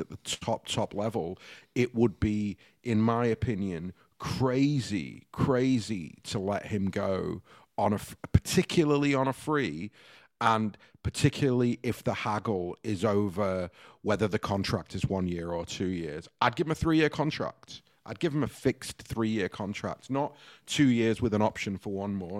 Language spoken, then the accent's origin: English; Stockport, North West England, United Kingdom; moved away; Heaton Chapel in Stockport